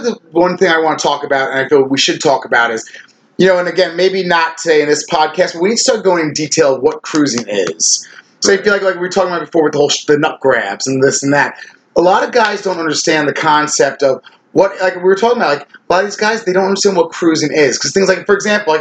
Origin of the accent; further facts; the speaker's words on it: Ronkonkoma, New York, United States; I'm an old school Long Island gay.